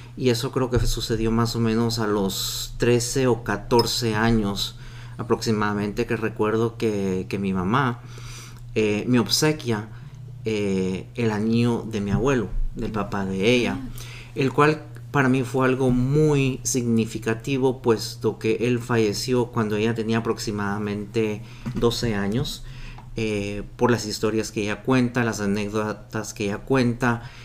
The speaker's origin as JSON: {"language": "Spanish", "country": "Guatemala", "said": "yo como guatemalteco"}